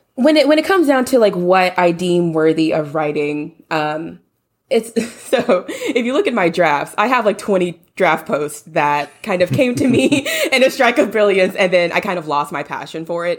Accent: Louisiana, United States; now in Houston, United States; I'm from Louisiana, born and raised

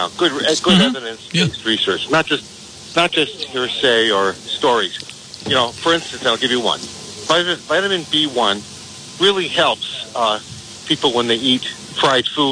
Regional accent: Blackstone, Massachusetts, United States; moved away as an adult; also born or lived in Chicago / New York / Washington, D.C.; I was born in Blackstone, Massachusetts, back, you know, in 1951

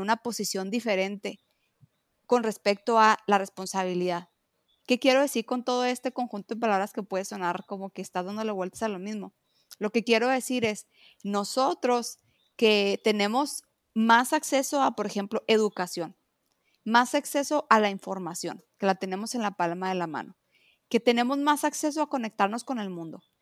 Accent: Mexico; yo amo ser mexicana

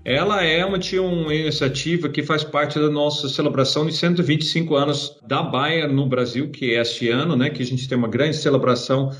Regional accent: Netherlands; Portuguese is a second language; moved away as an adult; now in Brazil; lá na Holanda, né? É, onde meu país natal

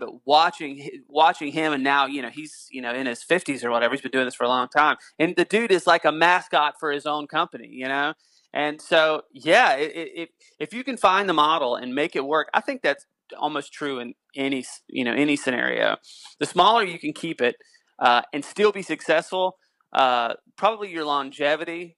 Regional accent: North Carolina, United States; moved away; I'm originally from North Carolina

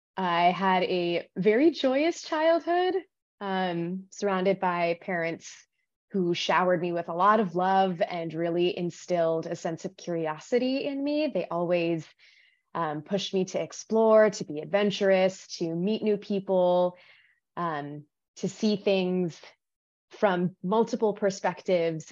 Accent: Los Angeles, California, United States; I was born in the desert, California desert. I was raised in Los Angeles

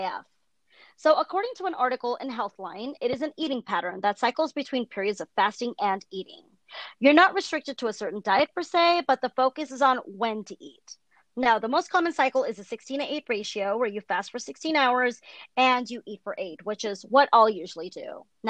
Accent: California, United States; I'm from California.

